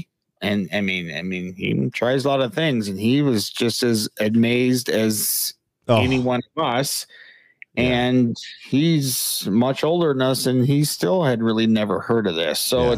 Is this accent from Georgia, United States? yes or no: no; Wisconsin, United States; we were little toddlers growing up in Wisconsin